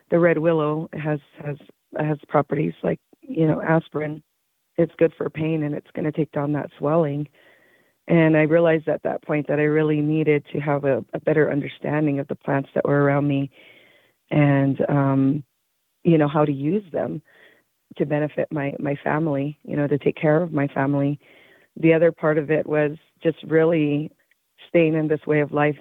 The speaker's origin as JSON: {"language": "English", "town": "Taos Pueblo", "region": "New Mexico", "country": "United States", "said": "I am from Taos Pueblo, New Mexico."}